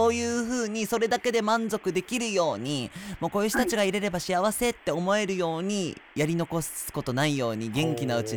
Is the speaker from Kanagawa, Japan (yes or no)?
no; Okinawa, Japan; moved away; 多分自分は40代のどこかで多分沖縄に帰るんで